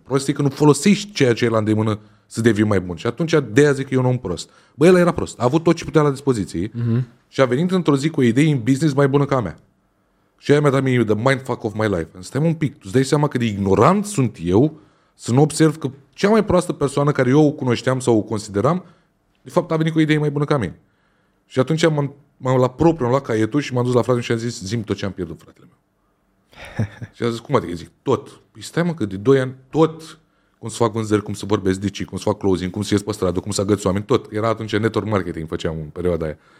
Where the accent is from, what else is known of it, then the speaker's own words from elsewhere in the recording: Romania; noi ca români, ca și mentalitatea în care am fost crescuți